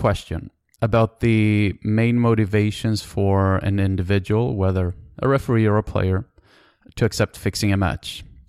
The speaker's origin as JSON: {"language": "English", "country": "Sweden", "said": "I'm from Sweden."}